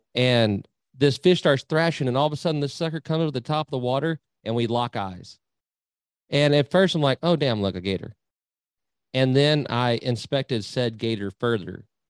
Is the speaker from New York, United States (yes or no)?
no; Nueces River, South Texas, United States; now in Needville, United States; I grew up on the Nueces River down in South Texas.